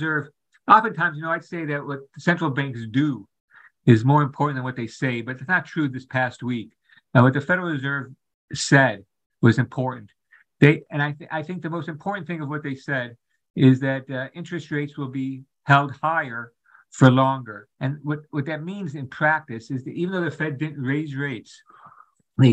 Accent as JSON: {"language": "English", "town": "Chicago", "region": "Illinois", "country": "United States", "tie": "born or raised there", "said": "I grew up in Chicago"}